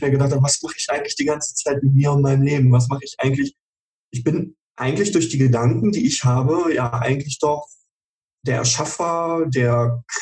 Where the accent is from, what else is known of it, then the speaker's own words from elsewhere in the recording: Schauenburg, Hesse, Germany; Ähm, ja, also ich komme örtlich, komme ich lokal aus Schauenburg, äh, in der mhm. Nähe von Kassel.